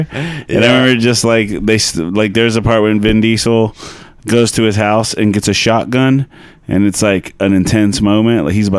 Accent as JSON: {"language": "English", "town": "Arlington", "country": "United States", "said": "I'm from Arlington, and we had some pretty trashy theaters compared to now."}